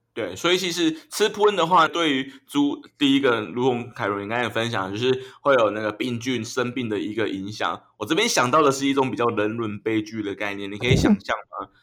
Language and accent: Chinese; Yilan County, Taiwan; 我小时候在那个宜兰的那个三合院长大的，隔壁有一嗯。个，有一个阿伯，他是养猪的